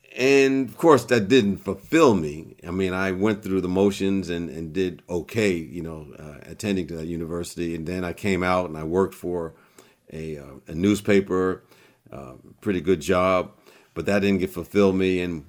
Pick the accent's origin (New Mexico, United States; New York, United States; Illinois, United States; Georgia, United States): New York, United States; Long Island; born there; I was born in Long Island, New York.